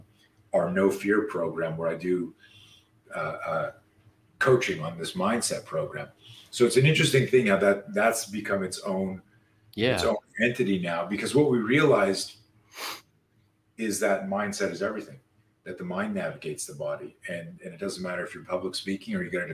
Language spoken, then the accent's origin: English; Canada; I grew up in Canada